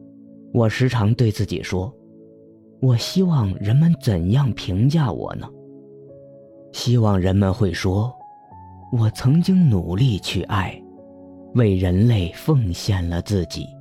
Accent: China; 作为中国人。

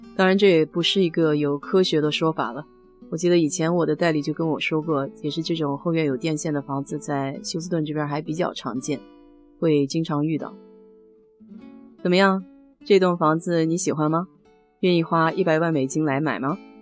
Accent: China; 我们中国人

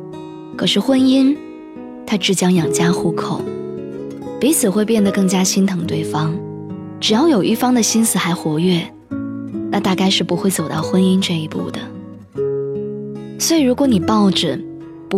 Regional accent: Qingdao, Shandong, China; 他又问我说：“你老家是哪里的？”我说：“是青岛。”

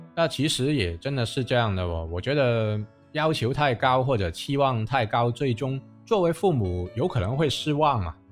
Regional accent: Guangzhou, Guangdong, China; 我们广州话

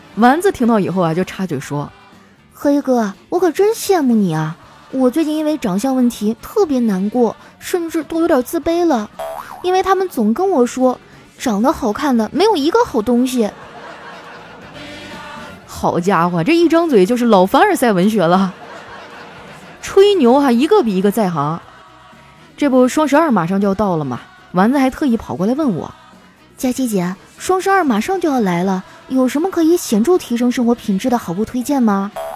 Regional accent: Northeast China, China; 我们东北人脾气火爆哈，在全国都是出了名儿的

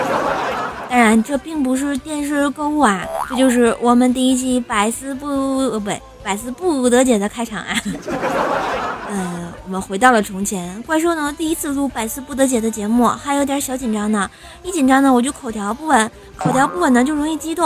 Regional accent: Tianjin, China; moved away; 我是天津的妈

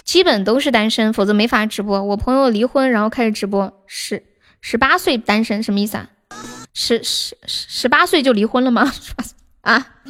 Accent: Nanchong, Sichuan, China; also born or lived in Shaanxi; 我是四川南充的

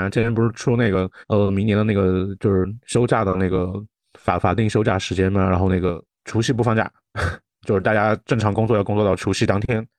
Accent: China; 作为一个中国人，哎呀，我就说你没有吧

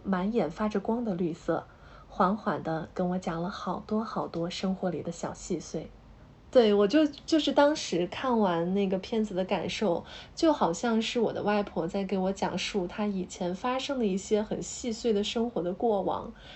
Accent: Hubei, China; 因为我是湖北人嘛

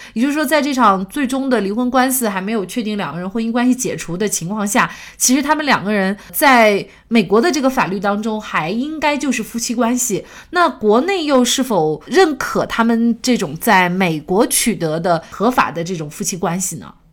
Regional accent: China; 我们国家

